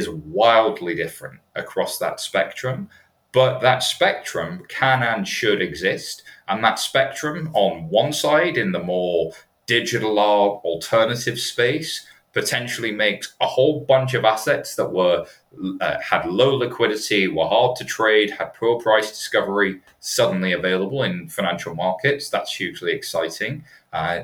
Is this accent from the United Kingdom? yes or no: yes; United Kingdom; I'm British